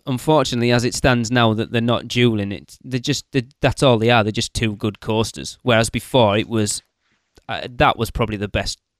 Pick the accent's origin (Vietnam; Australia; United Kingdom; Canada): United Kingdom; England; I'm English.